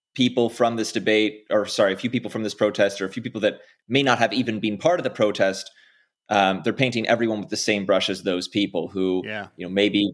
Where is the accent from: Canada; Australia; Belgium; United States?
Canada; as a Canadian